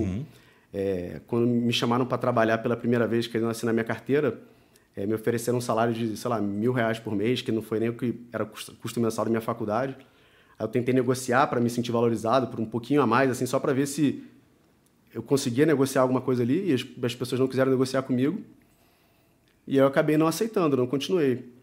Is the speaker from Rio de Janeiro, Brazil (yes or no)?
yes; Rio de Janeiro, Brazil; eu sou do Rio de Janeiro, tenho 37 anos